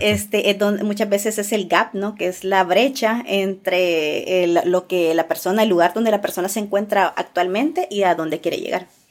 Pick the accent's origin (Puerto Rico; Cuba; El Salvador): El Salvador; also born or lived in Santa Tecla; yo eh, nací en El Salvador, eh, sigo viviendo pues en El Salvador